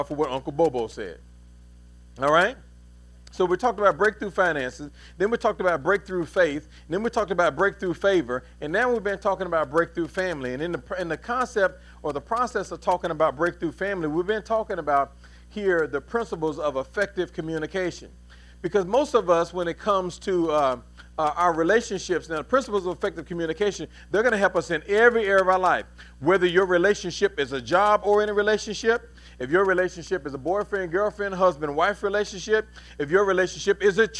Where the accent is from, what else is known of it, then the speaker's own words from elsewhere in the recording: Louisville, Kentucky, United States; now in North Carolina, United States; We're both from Louisville, right? Well, I'm from Louisville.